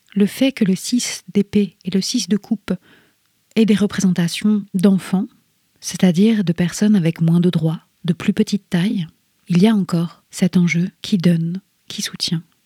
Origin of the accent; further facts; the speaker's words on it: Rennes, Brittany, France; moved away as an adult; Je suis partie de Rennes comme un six d'épée, parce que je ne voyais plus comment continuer, parce que j'étais bien trop abîmée. Il m'a fallu dix ans pour revenir, pour revoir les lieux où j'ai poussé